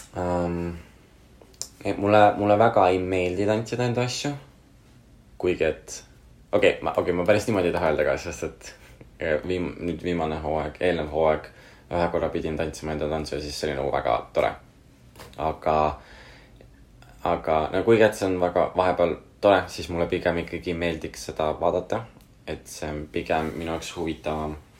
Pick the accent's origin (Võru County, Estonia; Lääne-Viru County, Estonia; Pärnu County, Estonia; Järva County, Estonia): Pärnu County, Estonia; Pärnu; ma olen Pärnus üles kasvanud, ma tunnen, ma olen Pärnust pärit